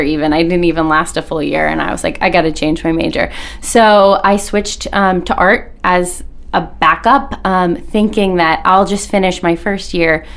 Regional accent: South Portland, Maine, United States; born and raised in South Portland, so I'm a Mainer at heart forever

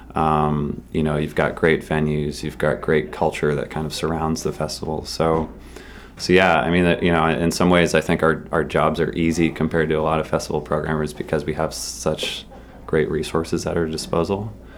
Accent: Massachusetts, United States; I grew up in Massachusetts

